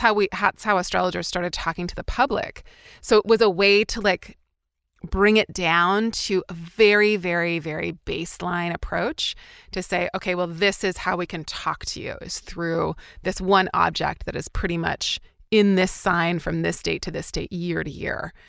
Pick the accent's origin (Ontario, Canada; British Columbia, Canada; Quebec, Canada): British Columbia, Canada; interior; moved away; I grew up in a really small town of ten thousand people in British Columbia, Canada, so in interior B C